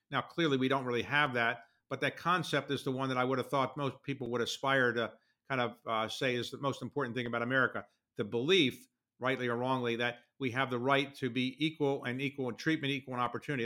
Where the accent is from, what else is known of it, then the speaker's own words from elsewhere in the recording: Baltimore, Maryland, United States; my hometown paper, the Baltimore Sun